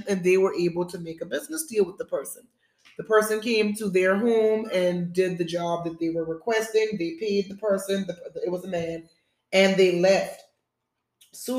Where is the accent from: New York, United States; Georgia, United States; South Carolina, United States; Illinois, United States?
South Carolina, United States; moved away as an adult; also born or lived in Charlotte, North Carolina; being born and raised in South Carolina